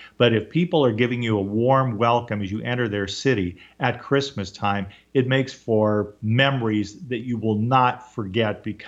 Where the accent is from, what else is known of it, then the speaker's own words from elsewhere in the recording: Orange County, California, United States; I grew up in Orange County, 7 miles from Disneyland